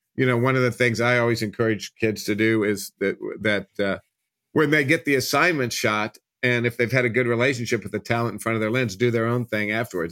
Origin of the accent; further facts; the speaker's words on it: Kansas City, Missouri, United States; moved away as an adult; also born or lived in Los Angeles; I grew up in Kansas City